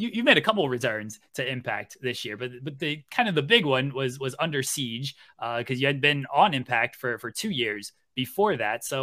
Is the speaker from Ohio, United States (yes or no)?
yes; Ohio, United States; I'm from Ohio. I won't I won't tell you where in case you you name my my city or my town.